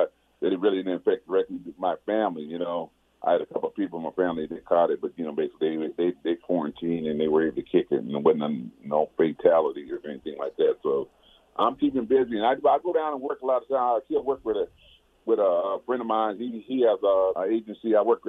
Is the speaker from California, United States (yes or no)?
yes; Pasadena, California, United States; being that I was from Pasadena and I played a lot of my ball, you know, my championship games in the Rose Bowl.